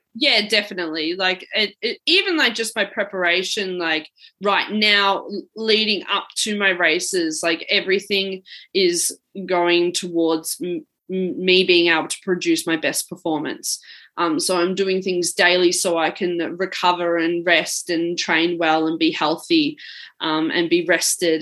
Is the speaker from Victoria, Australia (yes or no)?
yes; Mount Evelyn, Victoria, Australia; moved away; I grew up actually in the Yarra Valley in uh, Melbourne, Victoria, and from a small town called Mount Evelyn